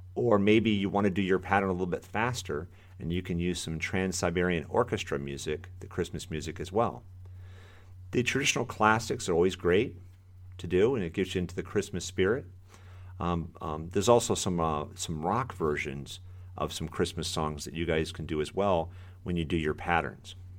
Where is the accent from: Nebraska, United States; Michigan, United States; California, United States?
Michigan, United States; moved away as an adult; now in Florida, United States; I, uh, am born and raised in Michigan